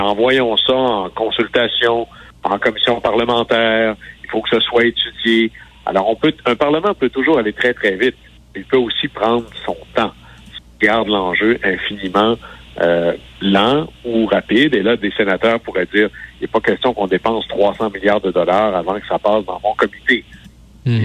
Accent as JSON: {"language": "French", "region": "Quebec", "country": "Canada", "moved": "yes", "said": "toi et moi, on vient du Saguenay-Lac-Saint-Jean."}